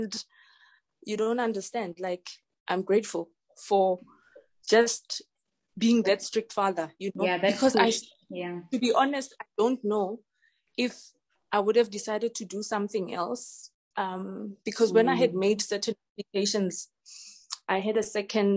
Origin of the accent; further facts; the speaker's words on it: Ga-Rankuwa, North West, South Africa; Born and bred in Garankuwa